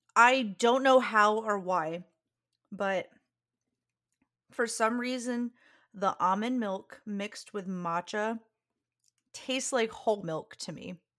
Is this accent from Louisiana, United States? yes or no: yes; Louisiana, United States; moved away; my hometown got absolutely decimated by Ida